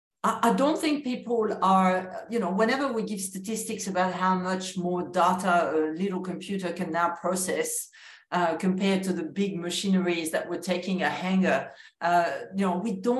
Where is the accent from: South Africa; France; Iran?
France; accent: French; English is a second language; moved away as an adult; also born or lived in New Zealand / United States; now in Australia; my accent continues to betray that I am French originally